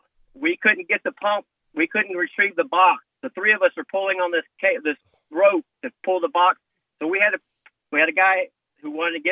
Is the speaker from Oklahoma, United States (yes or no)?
no; Jacksonville, Florida, United States; I'm from Jacksonville, grew up in Jacksonville